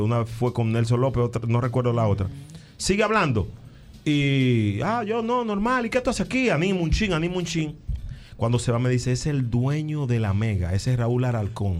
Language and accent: Spanish; San Cristóbal, Dominican Republic; moved away as an adult; now in New York, United States; yo soy de la de San Cristóbal, orgullosamente